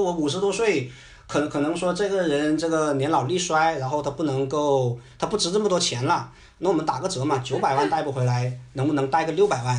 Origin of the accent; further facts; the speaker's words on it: China; 我们中国人比较喜欢的这种返还型的保险